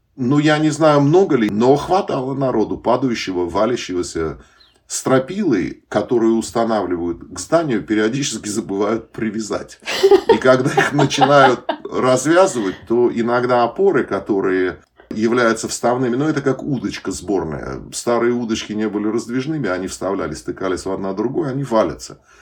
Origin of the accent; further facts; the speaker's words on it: Uzbekistan; moved away; особенно выходцы из Узбекистана